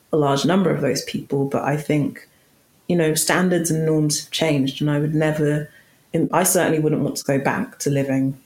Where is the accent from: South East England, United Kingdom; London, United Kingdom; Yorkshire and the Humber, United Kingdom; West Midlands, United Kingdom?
London, United Kingdom; accent: London, quite posh; a bog standard, quite, you know, London, quite posh accent